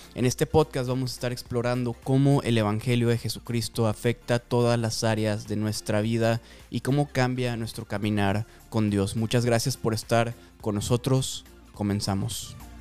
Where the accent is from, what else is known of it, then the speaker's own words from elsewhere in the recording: Mérida, Yucatán, Mexico; moved away as an adult; also born or lived in Guatemala; now in Omaha, United States; soy de México, soy de Mérida, Yucatán